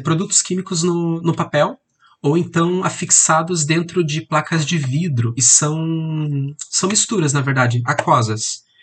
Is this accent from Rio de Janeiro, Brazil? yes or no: no; Curitiba, Paraná, Brazil; eu sou aqui de Curitiba